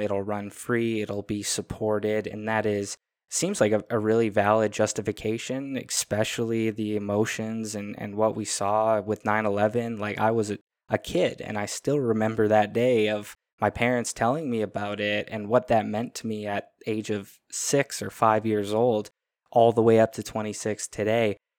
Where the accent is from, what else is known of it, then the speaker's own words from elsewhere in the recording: Canada; as a Canadian